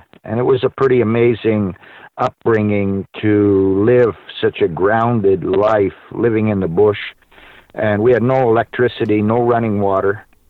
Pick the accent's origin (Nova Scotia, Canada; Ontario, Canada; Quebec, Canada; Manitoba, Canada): Manitoba, Canada; born there; Well, I was born in Manitoba. My mother was Canadian.